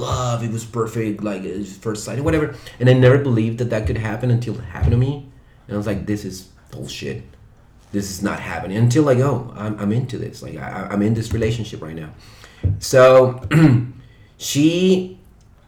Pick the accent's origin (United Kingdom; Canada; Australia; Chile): Chile; English is a second language; moved away as an adult; now in Shanghai, China; in Chile, back home